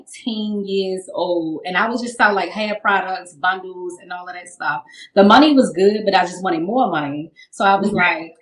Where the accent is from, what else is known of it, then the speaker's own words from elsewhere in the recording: Baltimore, Maryland, United States; I'm from Maryland. I'm from Baltimore.